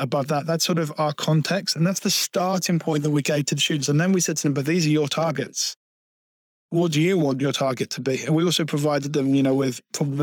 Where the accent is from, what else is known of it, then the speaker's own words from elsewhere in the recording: Peterborough, East of England, United Kingdom; my hometown. I'm from Peterborough originally, in Cambridgeshire. When I moved to Peterborough in 1990